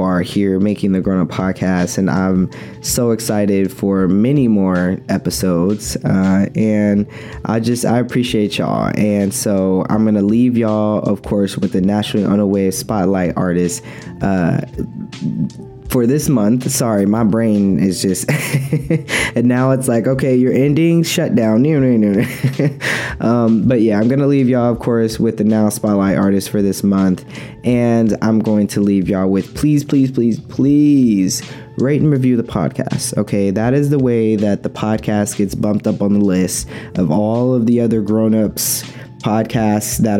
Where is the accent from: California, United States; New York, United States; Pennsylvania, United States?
California, United States; Oakland; I'm from Oakland